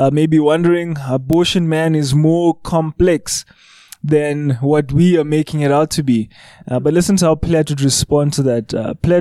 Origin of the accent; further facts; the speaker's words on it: Johannesburg, Gauteng, South Africa; I grew up in Hillbro